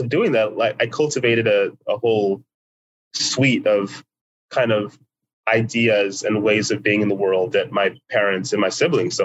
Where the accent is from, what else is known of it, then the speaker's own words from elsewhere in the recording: United States; by the time I was a teenager, there were other Nigerian Americans around that I could speak with them